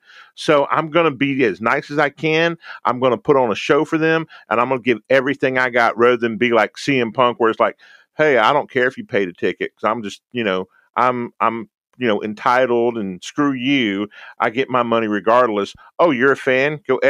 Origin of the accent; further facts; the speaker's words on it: Houston, Texas, United States; and I'm an old person, so I'm going to an old trope, and I love the Yankees, even though I'm from Houston, Texas.